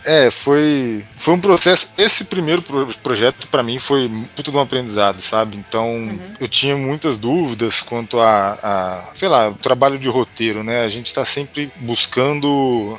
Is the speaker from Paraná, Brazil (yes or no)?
no; Franca, São Paulo, Brazil; no interior de São Paulo, que eu sou de Franca, né? Cresci lá.